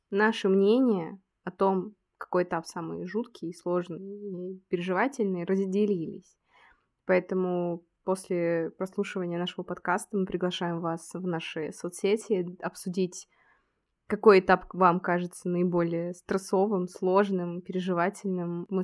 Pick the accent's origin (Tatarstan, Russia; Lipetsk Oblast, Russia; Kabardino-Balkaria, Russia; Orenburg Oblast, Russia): Lipetsk Oblast, Russia; Lipetsk; now in Moscow, Russia; Родилась я в Москве, потом после моего рождения мои родители вместе со мной сразу же переехали в Псковскую область. После этого мы снова вернулись в Москву на два года. Потом мы уехали в Липецк, там я окончила школу, и потом я переехала снова в Москву